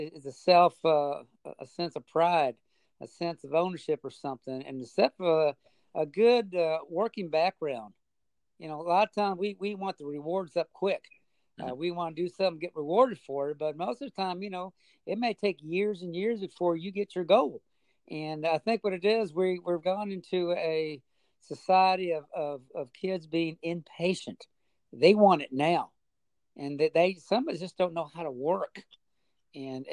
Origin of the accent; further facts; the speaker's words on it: Merced, California, United States; originally I was born and raised in the San Joaquin Valley. The actual town is called Merced, California